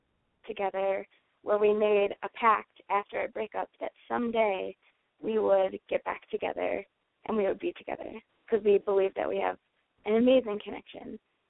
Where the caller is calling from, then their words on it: North Carolina, United States; I'm 24, and I'm in North Carolina right now.